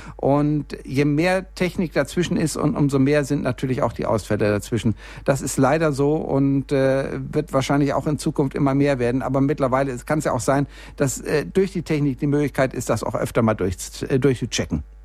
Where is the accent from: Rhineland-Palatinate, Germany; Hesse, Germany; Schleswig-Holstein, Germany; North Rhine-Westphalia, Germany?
North Rhine-Westphalia, Germany; Bielefeld; now in Munich, Germany; ich komme ja nur eigentlich aus Bielefeld, bin aber hier in München gelandet und mich kriegen hier auch keine zehn Pferde mehr weg